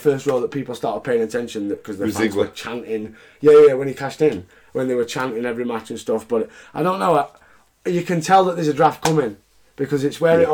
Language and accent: English; Sheffield, Yorkshire and the Humber, United Kingdom; I'm from that region, yeah. Because I'd be billed as from Yorkshire. I would be billed as from Sheffield